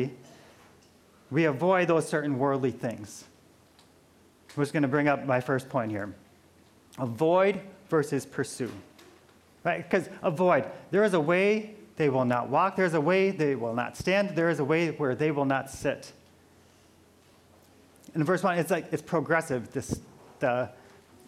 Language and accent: English; Midwest, United States; moved away; I'm from the Midwest